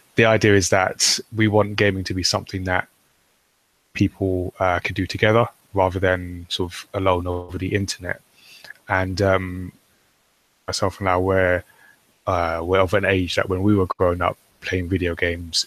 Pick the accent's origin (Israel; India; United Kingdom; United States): United Kingdom; I'm British. We're British, and we make manga.